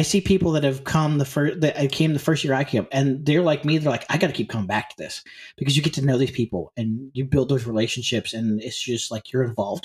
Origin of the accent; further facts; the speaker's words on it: St. Louis, Missouri, United States; moved away; also born or lived in Northern Iowa; I grew up, I grew up around St. Louis, but I moved away to St. Louis for a little while. I moved to Northern Iowa